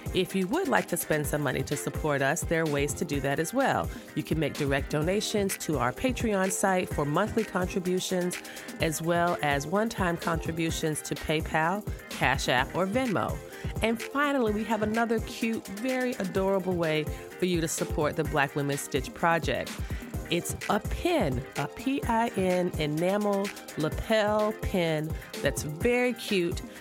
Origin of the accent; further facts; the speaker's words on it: the South, United States; I just feel like I'm from the South as well.